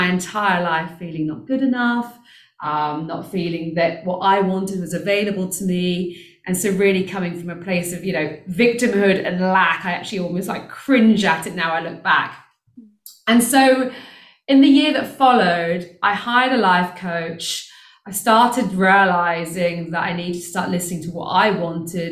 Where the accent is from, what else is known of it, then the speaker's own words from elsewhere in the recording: United Kingdom; moved away as an adult; now in South Africa; you can hear I'm British, I actually live in South Africa.